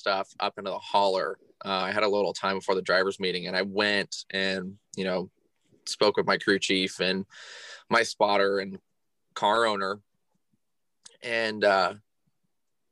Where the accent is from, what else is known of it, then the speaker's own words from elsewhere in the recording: Burlington, Iowa, United States; I am 22 years old and I am from Burlington, Iowa.